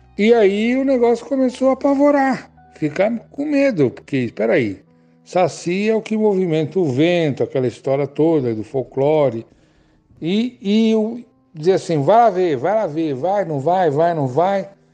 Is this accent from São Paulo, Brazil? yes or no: yes; São Paulo, Brazil; also born or lived in Bauru; now in Cunha, Brazil; Nasci em Bauru e vim para São Paulo com mais ou menos 9 anos de idade. Fui morar num bairro periférico da cidade. Lá eu morei até os meus 60 anos